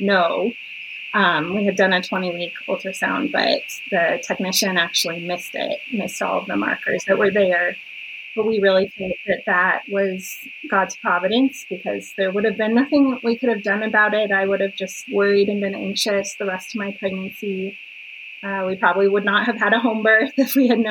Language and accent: English; Colorado, United States; moved away; So I was born and raised in a small town in Colorado, and we actually just moved back to my hometown